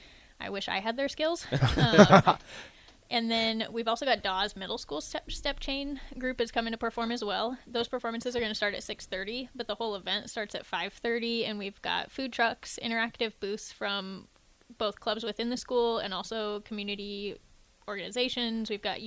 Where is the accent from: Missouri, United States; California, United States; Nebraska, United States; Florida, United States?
Nebraska, United States; Fremont; also born or lived in North Bend, Nebraska; So I'm an Army kid, but most of my life I grew up in Nebraska, Fremont and North Bend. So small town in Nebraska.